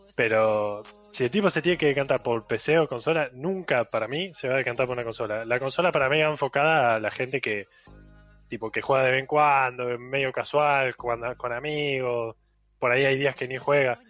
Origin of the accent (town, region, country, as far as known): Córdoba, Argentina